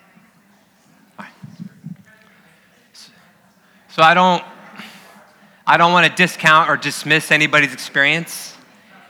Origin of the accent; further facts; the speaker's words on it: Dagsboro, Delaware, United States; moved away; also born or lived in San Diego; My hometown, I'm from Dagsboro, Delaware, which is just 4 miles inland from Bethany Beach.